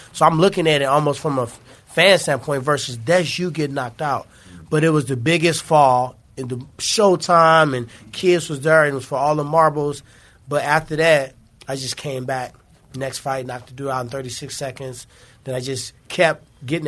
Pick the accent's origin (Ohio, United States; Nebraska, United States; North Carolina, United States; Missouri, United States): Missouri, United States; St. Louis; I'm from St. Louis